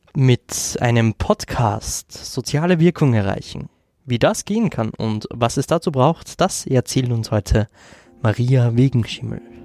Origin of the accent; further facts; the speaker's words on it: Upper Austria, Austria; now in Vienna, Austria; OberösterreicherInnen, die nach Wien gehen, das kommt mir persönlich ziemlich bekannt vor. Bei mir ist es nicht anders